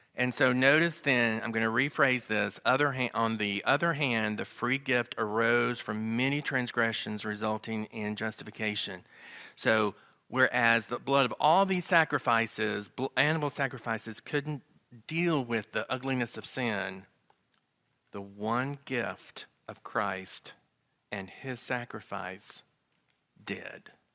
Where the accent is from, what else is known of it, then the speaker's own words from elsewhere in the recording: the South, Southern United States, United States; accent: Southern; my Southern accent.